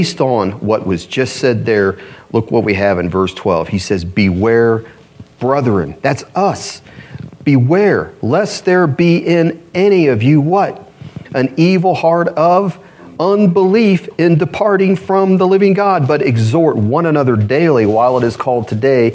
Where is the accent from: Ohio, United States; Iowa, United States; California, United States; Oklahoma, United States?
Ohio, United States; Columbus; now in Louisville, United States; I'm from Columbus, Ohio